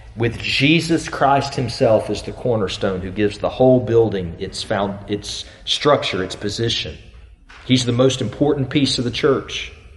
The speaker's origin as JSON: {"language": "English", "region": "the South", "country": "United States", "tie": "born or raised there", "said": "many of us growing up in the South, we've always lived with the knowledge of God's love"}